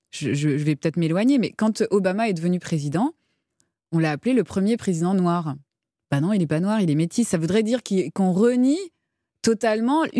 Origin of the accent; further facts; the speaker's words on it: France; c'est peut-être parce qu'on est français